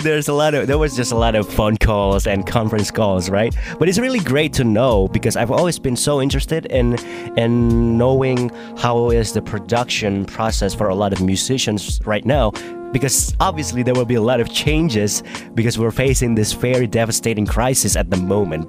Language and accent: English; Indonesia; I'm from Indonesia and I'm a I can say that I'm a young person in Indonesia.